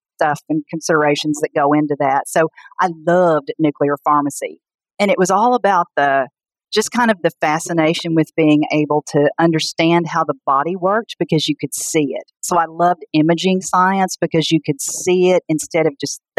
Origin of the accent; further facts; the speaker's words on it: Pocahontas, Arkansas, United States; moved away as an adult; also born or lived in Arizona; now in Arkansas, United States; I grew up in Pocahontas, Arkansas, which is a small town in northeast Arkansas